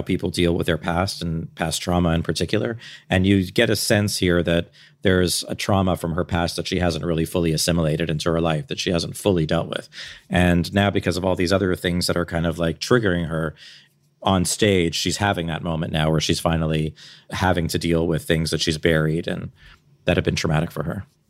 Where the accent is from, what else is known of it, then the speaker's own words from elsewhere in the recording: Canada; I'm Canadian.